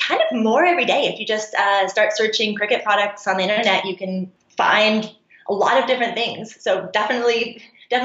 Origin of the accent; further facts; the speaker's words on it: Seattle, Washington, United States; moved away; I'm actually from Seattle